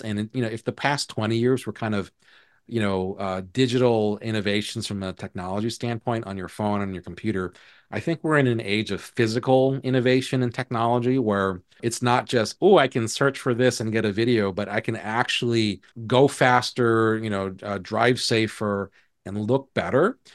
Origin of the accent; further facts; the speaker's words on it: Hawaii, United States; where I was born and raised in Hawaii